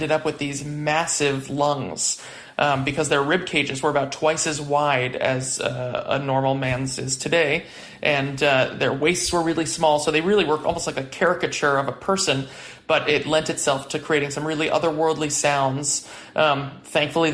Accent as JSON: {"language": "English", "town": "New York City", "region": "New York", "country": "United States", "tie": "born or raised there", "moved": "as an adult", "lives_now": "San Francisco Bay Area, United States", "said": "I grew up in Prospect Heights in Brooklyn"}